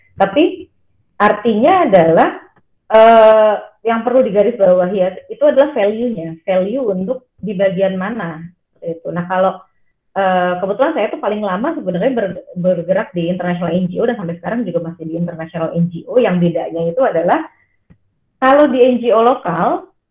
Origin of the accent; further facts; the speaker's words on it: Jakarta, Indonesia; also born or lived in Purwokerto; Saya orang Jakarta, saya lahir Jakarta dan besar di Jakarta